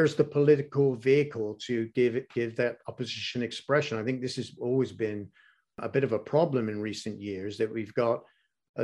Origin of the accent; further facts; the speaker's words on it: England, United Kingdom; growing up in England